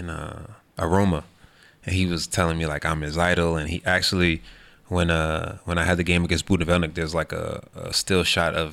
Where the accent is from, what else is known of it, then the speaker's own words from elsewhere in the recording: Queens, New York, United States; I'm from Queens. The Mets is uh, they about 20 minutes from where I live.